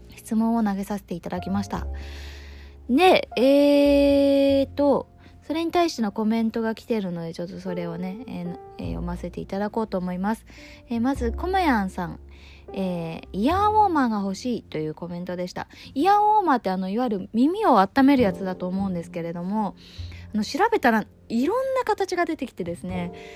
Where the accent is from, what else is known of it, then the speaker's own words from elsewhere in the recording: Izu Oshima, Tokyo, Japan; 私が、えー、生まれ育った、えー、伊豆大島の小さな村に